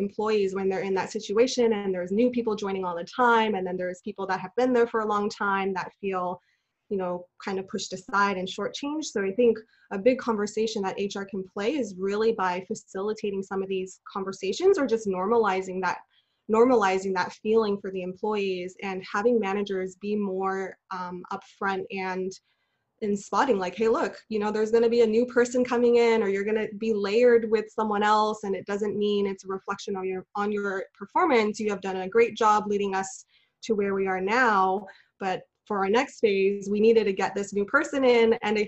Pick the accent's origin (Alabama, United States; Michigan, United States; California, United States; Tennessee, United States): California, United States; Los Angeles; I'm originally from Los Angeles. I'm a second generation Chinese American.